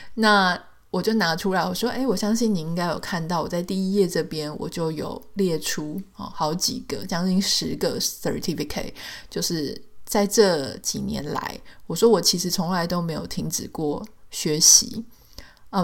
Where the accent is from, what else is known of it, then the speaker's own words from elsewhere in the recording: Taiwan; moved away as an adult; now in United States; 比方说在台湾，我有我的出生地，我有我的学校，我有我的同学，我有我的朋友，我的工作的轨迹，我的各种身份就是在里面